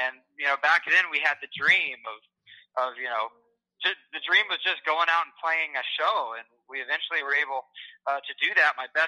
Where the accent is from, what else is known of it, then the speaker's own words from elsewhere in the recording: Ottumwa, Iowa, United States; also born or lived in Milton, Iowa; Yeah, I was born in Ottumwa, Iowa, back in 87.